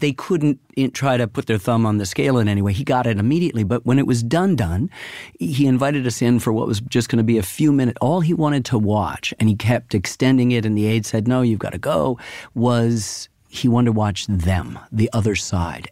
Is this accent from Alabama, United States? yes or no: no; Ann Arbor, Michigan, United States; I grew up in Ann Arbor, Michigan